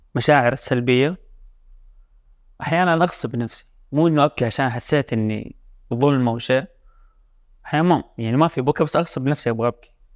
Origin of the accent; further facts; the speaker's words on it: Jeddah, Makkah Province, Saudi Arabia; انا من جده